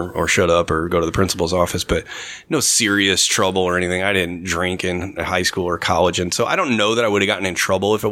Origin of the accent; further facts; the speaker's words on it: Normal, Illinois, United States; I grew up in Normal, went to school in Bloomington